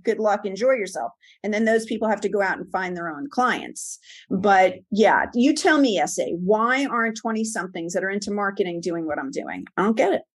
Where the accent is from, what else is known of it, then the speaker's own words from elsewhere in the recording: New York, United States; moved away as an adult; also born or lived in Monsey, New York / Livingston, New Jersey / Long Island, New York / suburbs of Atlanta, Georgia; born and raised in New York